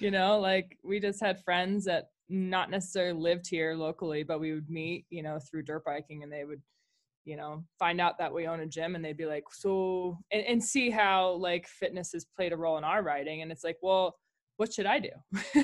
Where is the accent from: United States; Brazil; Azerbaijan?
United States; Colorado; moved away as an adult; also born or lived in Jackson, Wyoming; I grew up in Colorado, um, and, uh, moved to Jackson, Wyoming